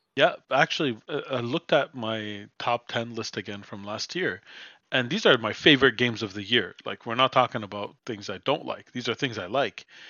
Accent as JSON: {"language": "English", "town": "Montreal", "region": "Quebec", "country": "Canada", "tie": "born or raised there", "said": "my hometown"}